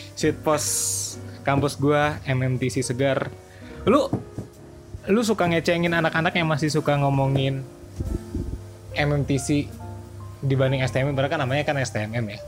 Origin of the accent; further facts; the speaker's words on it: Bogor, West Java, Indonesia; Gua kan asal Bogor